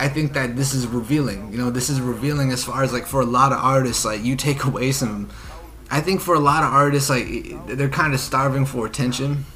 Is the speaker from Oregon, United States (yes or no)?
yes; Oregon, United States; I'm from Oregon